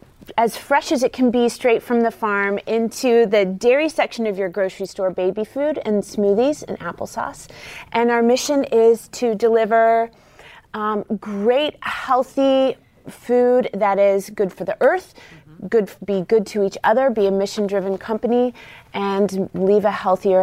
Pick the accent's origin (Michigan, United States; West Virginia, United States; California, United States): West Virginia, United States; I grew up in West Virginia, and And really growing up surrounded by generational rural poverty